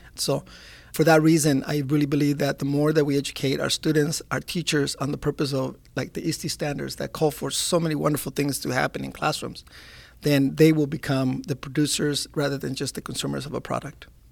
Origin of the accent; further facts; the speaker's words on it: Alameda, California, United States; also born or lived in Long Beach, California; I grew up in Alameda, California, which is a naval base, and, uh, I was the only Mexican student, the only Spanish-speaking student.